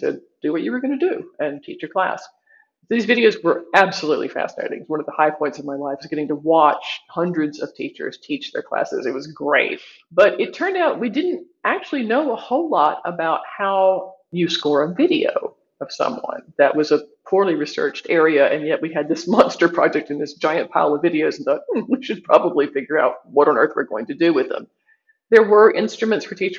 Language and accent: English; United States; I'm from the United States